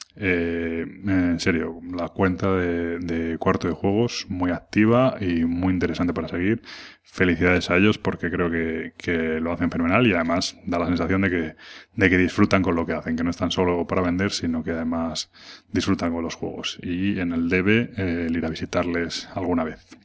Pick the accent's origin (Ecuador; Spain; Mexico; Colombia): Spain; Madrid, Community of Madrid; soy de Madrid